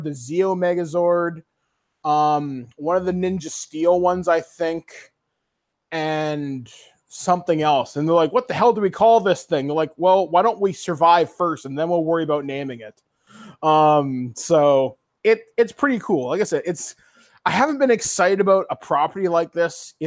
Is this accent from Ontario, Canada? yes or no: yes; Guelph, Ontario, Canada; my hometown of Guelph